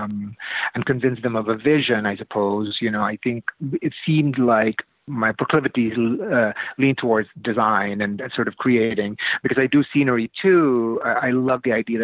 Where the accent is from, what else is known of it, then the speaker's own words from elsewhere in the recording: Philippines; moved away; I'm from the Philippines originally. I'm an immigrant.